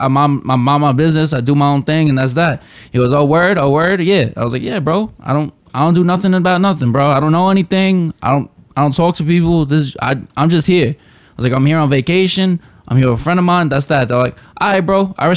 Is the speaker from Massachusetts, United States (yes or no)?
no; New York, United States; I'm from New York.